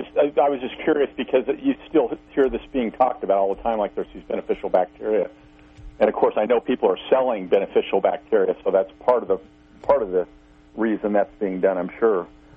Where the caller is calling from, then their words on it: Missouri, United States; Yes, … … in Missouri.